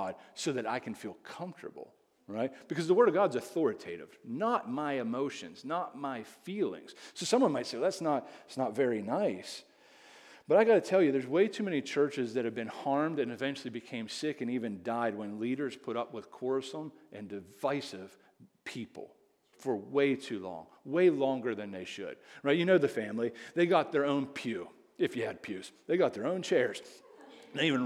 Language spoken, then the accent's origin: English; Indiana, Pennsylvania, United States; I'm from Indiana, PA.